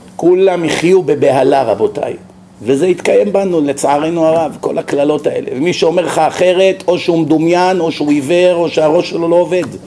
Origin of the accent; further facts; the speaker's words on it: Israel; כשאנחנו גדלנו במח... במדינה הזאת